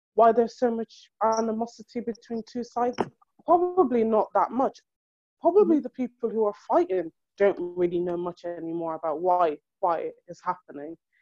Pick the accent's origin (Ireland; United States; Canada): Ireland; now in United Kingdom; I was born and raised in Europe to start off with, so I didn't really live back home, like in Africa, as they say. So my home is Ireland